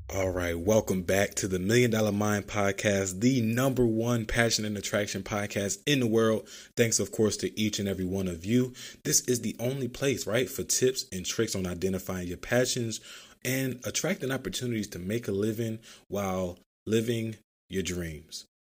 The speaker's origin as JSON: {"language": "English", "town": "Philadelphia", "region": "Pennsylvania", "country": "United States", "tie": "born or raised there", "said": "growing up in Philadelphia, riding public transportation all the time"}